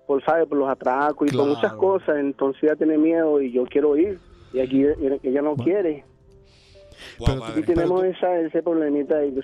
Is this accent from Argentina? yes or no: no; Venezuela; now in Puerto Rico; yo soy venezolano